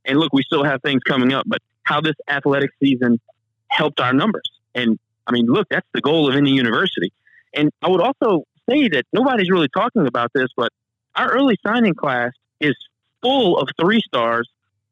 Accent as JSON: {"language": "English", "town": "Lafayette", "region": "Louisiana", "country": "United States", "tie": "born or raised there", "said": "I'm from Lafayette. This school educated me and this town raised me."}